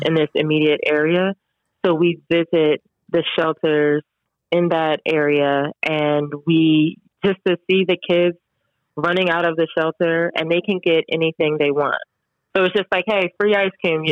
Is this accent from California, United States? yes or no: no; New Jersey, United States; growing up in Jersey